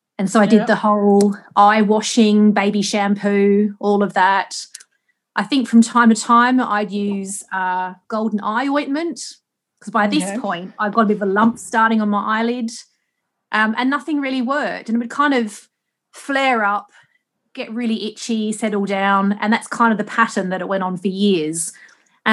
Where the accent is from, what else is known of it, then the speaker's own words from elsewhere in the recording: Australia; like I said, I grew up in Australia and I was always really sun smart.